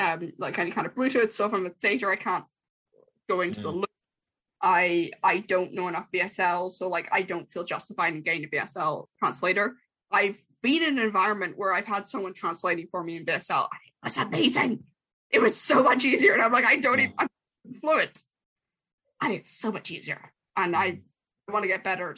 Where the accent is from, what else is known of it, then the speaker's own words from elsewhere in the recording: Ireland; I'm Irish